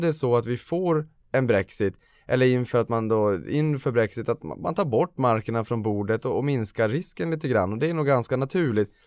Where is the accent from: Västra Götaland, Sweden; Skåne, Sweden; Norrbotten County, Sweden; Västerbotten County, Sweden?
Norrbotten County, Sweden; Boden; Boden, där jag kommer från i Norrbotten